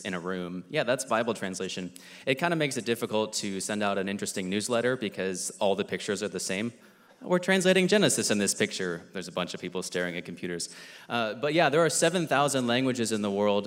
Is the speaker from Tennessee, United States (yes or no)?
no; Centreville, Virginia, United States; grew up in Centerville, Virginia, which is about 2 hours north of here